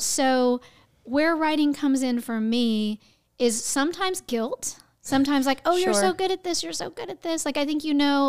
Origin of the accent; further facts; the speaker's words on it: Houston, Texas, United States; I'm from Houston, Texas, and that's the big theater in our town.